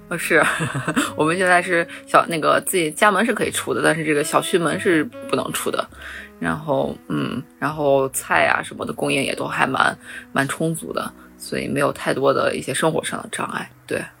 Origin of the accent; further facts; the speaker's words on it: Xi'an, Shaanxi, China; moved away; 我高手回到了我家乡西安